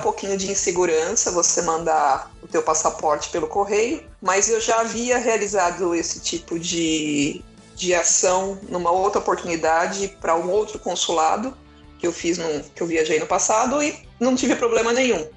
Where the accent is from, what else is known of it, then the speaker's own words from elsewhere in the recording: São Paulo, Brazil; moved away as an adult; now in Portugal; vim de São Paulo